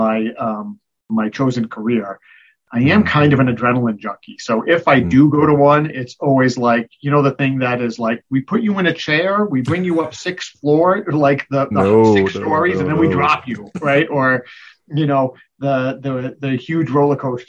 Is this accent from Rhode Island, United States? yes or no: yes; Rhode Island, United States; I grew up in Rhode Island